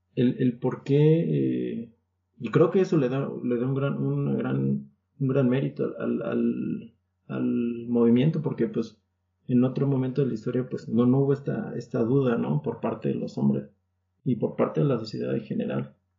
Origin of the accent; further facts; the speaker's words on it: Mexico; somos mexicanos